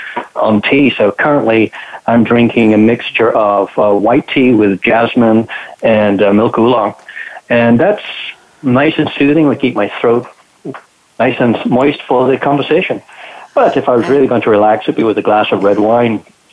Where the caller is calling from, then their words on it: Toronto, Ontario, Canada; I'm calling from Toronto, Canada. And I also am doing tea as a British extraction.